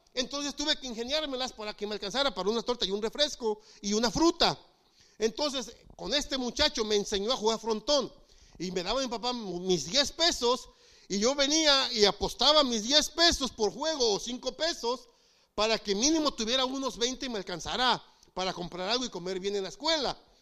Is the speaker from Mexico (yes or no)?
yes; Mexico; moved away; En México, eh, mi pastor era líder